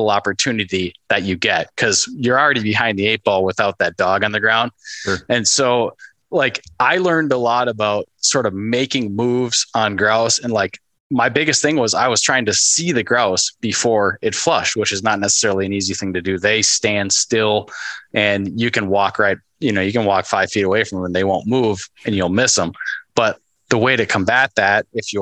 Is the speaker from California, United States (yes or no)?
no; Northern Minnesota, United States; growing up in Northern Minnesota